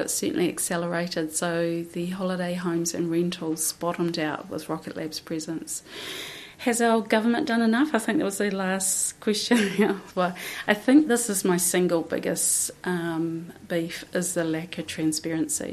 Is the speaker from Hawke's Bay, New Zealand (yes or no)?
yes; Wairoa, Hawke's Bay, New Zealand; moved away as an adult; also born or lived in Mahia / Nuhaka; now in Gisborne, New Zealand; I was born in Wairoa, and my whānau principally from Mahia